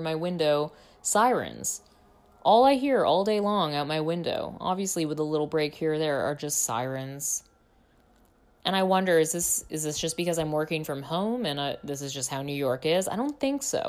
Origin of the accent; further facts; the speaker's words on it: Canada; moved away as an adult; now in United States; I come from Canada.